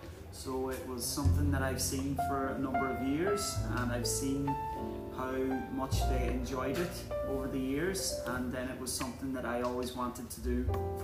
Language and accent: English; Ulster, Ireland; I'm from a place called Donegal in the northwest of Ireland.